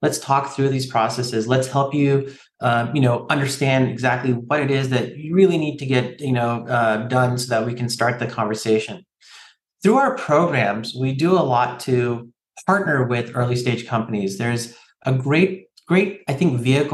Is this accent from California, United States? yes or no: yes; San Francisco Bay Area, California, United States; I grew up here in the San Francisco Bay Area myself, and, you know, I call myself a Cali kid. I say hella and dude and bro.